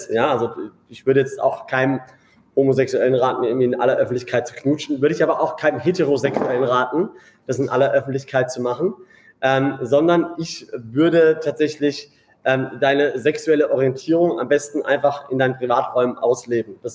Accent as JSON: {"language": "German", "town": "Karlsruhe", "region": "Baden-Württemberg", "country": "Germany", "said": "auch in Karlsruhe, wo ich herkomme."}